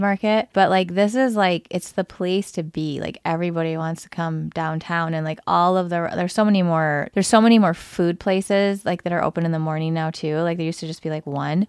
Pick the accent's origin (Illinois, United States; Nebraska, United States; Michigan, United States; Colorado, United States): Michigan, United States; Lansing; also born or lived in Metro Detroit area; I grew up in the Lansing area where it's a G M heavy area.